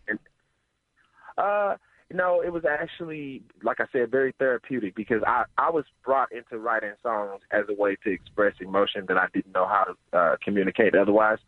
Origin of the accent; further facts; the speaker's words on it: St. Louis, Missouri, United States; moved away as an adult; now in Pittsburgh, United States; I'm from St. Louis originally